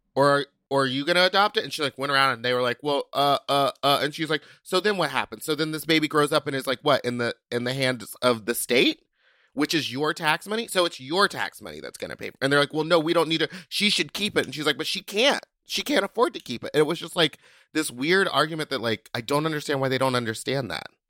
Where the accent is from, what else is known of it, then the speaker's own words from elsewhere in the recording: Texas, United States; I'm from the South. I'm from Texas